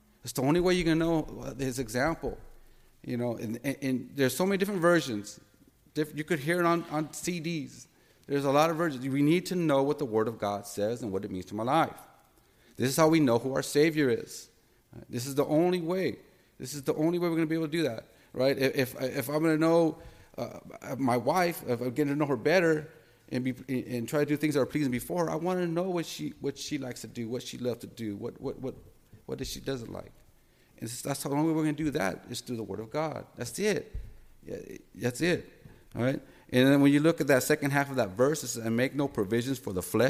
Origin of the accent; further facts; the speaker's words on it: United States; I'm a Christian before I'm a Mexican American.